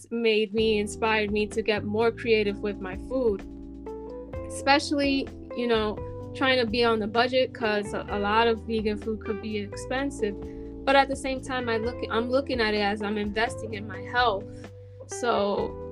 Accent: New York City, New York, United States; I'm from the Bronx

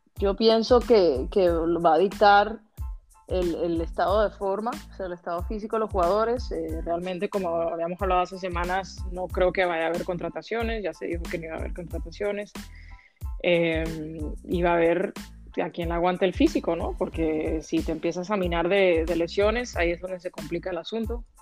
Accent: Dominican Republic; soy dominicana

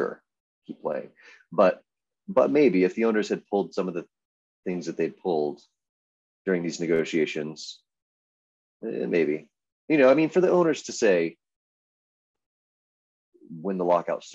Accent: Texas, United States; now in Arizona, United States; I'm from Texas

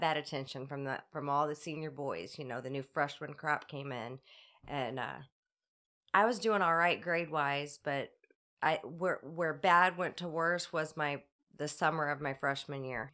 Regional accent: Rosewood Heights, Illinois, United States; I grew up in Rosewood Heights, uh, went to Roxana High School

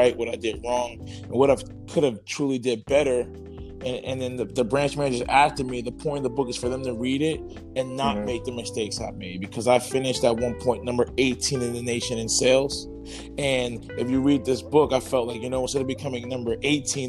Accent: New Jersey, United States; I'm out of Central Jersey

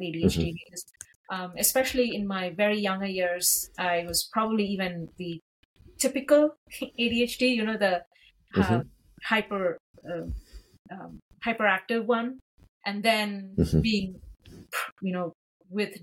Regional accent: India; moved away as an adult; I grew up in India where mental health was, that term was completely unknown

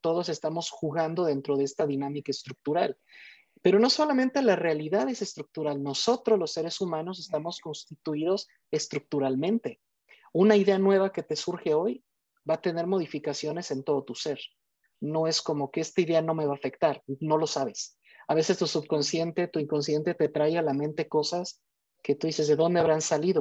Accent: Morelia, Michoacán, Mexico; soy de México, de la ciudad de Morelia

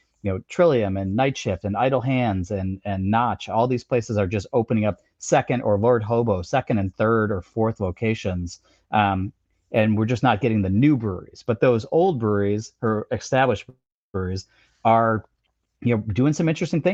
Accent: Chicago, Illinois, United States; also born or lived in Iowa; now in Boston, United States; You go to a city like my hometown of Chicago

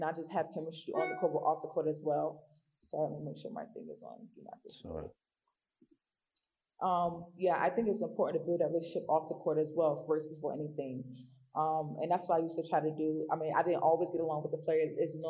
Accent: Newark, New Jersey, United States; moved away as an adult; also born or lived in Savannah, Georgia; I'm born and raised in Newark, New Jersey

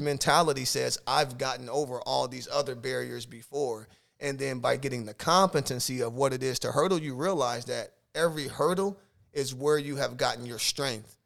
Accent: Omaha, Nebraska, United States; moved away as an adult; now in South Dakota, United States; I'm from Omaha, Nebraska

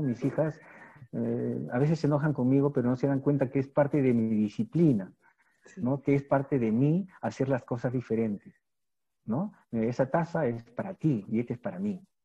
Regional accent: Peru; yo lo que estoy haciendo en mi país, y por mí, ¿no? Y por la educación del Perú

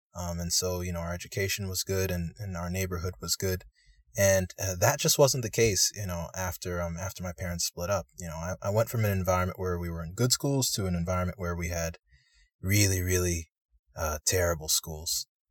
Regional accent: United States; I'm a Nigerian American, Um, my parents immigrated to the United States, uh, in the eighties

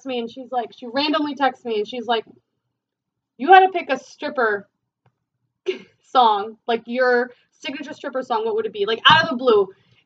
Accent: New Jersey, United States; we're from Jersey

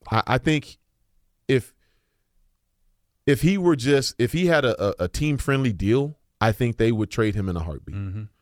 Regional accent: Missouri, United States; You know, I'm, we're from Missouri, Mike.

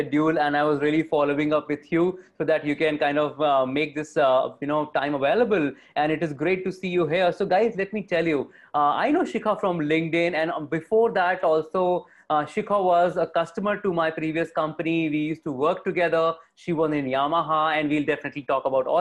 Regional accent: Varanasi, Uttar Pradesh, India; moved away as an adult; also born or lived in Delhi; I'm from Varanasi

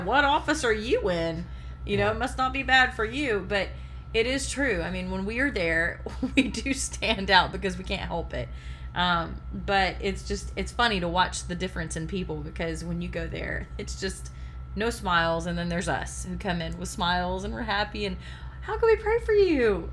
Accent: the South, United States; I'm from the South. I grew up where people said yes sir, yes ma'am

